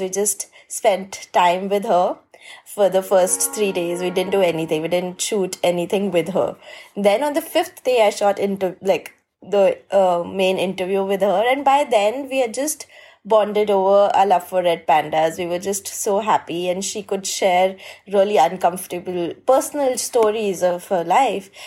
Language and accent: English; India; I'm from India and I'm a conservation filmmaker